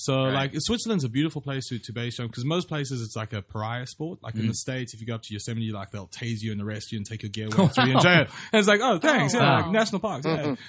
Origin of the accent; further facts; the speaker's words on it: Durban, KwaZulu-Natal, South Africa; it's my hometown where I grew up. The best way to think of Durban is Hawaii.